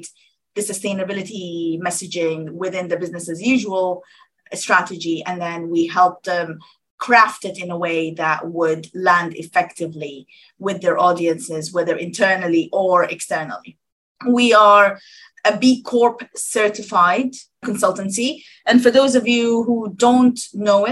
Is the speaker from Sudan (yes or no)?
yes; Sudan; now in United Kingdom; I'm from Sudan originally